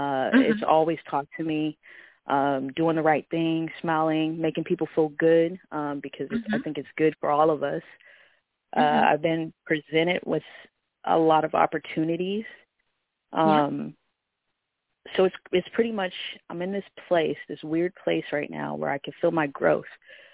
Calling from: Vancouver, Washington, United States; Vancouver, Washington, but the area code is Portland, Oregon.

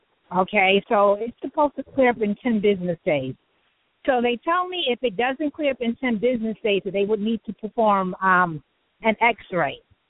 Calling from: New York City, New York, United States; I am calling from New York City.

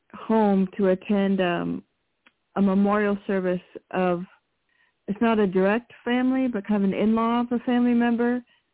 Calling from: Washington, United States; calling in from Washington State.

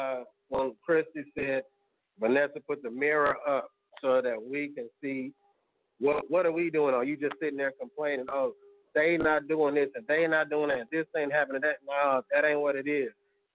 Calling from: Tulsa, Oklahoma, United States; I'm calling from North Tulsa.

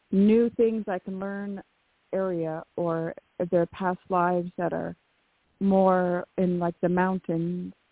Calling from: California, United States; Hi, this is … from California.

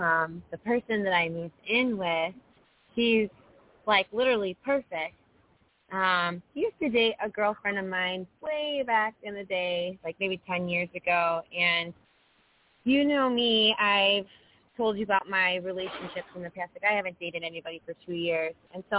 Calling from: Florida, United States; Hi, it's … from Florida.

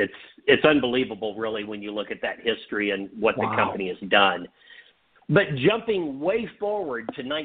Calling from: Dallas-Fort Worth area, Texas, United States; I'm calling from the Dallas-Fort Worth area. That's where I live

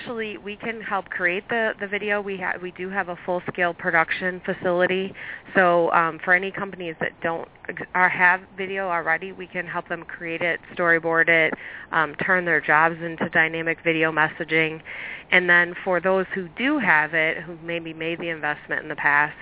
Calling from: Chicago, Illinois, United States; Chicago. Snowy Chicago.

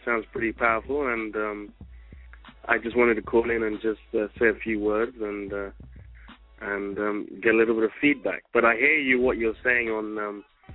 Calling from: London, United Kingdom; I'm calling from United Kingdom, London

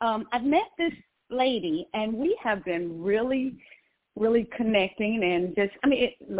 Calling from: Georgia, United States; I'm calling from Georgia.

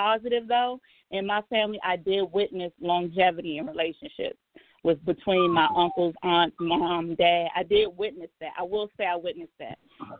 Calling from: Landover, Maryland, United States; I'm calling from Landover.

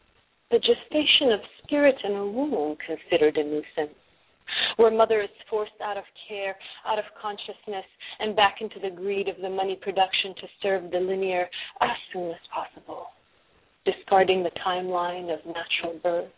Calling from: Los Angeles, California, United States; Los Angeles.

